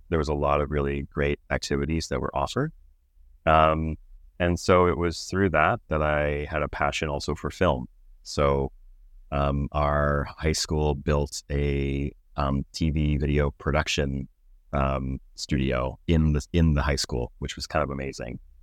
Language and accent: English; Pittsburgh, Pennsylvania, United States; now in Toronto, Canada; growing up in Pittsburgh, I was born and raised there